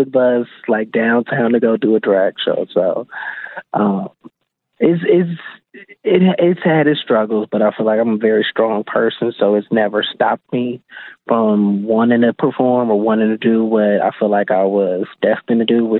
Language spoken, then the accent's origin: English; Milwaukee, Wisconsin, United States; I'm originally from what's technically like the poorest zip code in Milwaukee, 53206. I grew up on 18th and Center